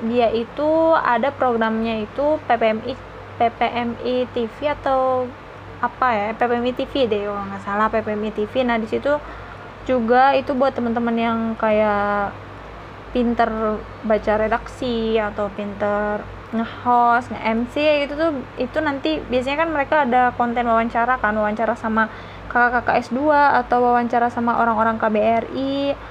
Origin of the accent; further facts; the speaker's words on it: Bekasi, West Java, Indonesia; aku kan Jawa Barat ya Jawa Barat Bekasi kan masuknya bisa Jawa Barat bisa Jakarta